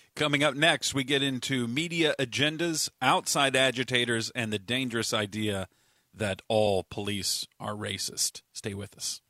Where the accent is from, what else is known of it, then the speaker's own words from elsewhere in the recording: Richardson, Texas, United States; I grew up in Richardson